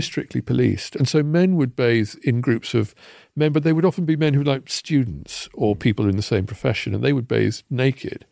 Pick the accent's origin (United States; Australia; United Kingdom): United Kingdom; Kettering, East Midlands; When I was growing up in Kettering, Shoetown